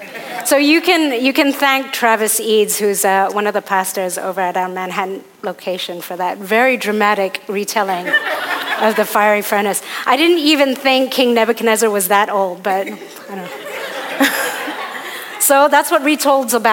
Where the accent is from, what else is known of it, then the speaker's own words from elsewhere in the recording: Hong Kong; I was born in Hong Kong, and I'm one of my dad's six kids